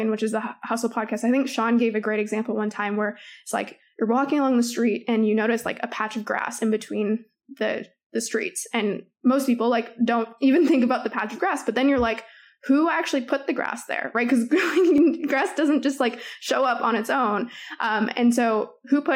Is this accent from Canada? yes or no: yes; Toronto, Ontario, Canada; I'm from Toronto